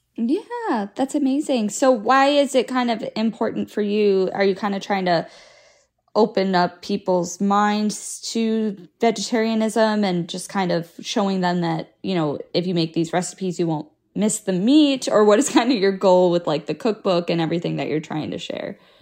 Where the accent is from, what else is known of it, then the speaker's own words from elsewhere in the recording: South Florida, United States; moved away as an adult; I grew up in South Florida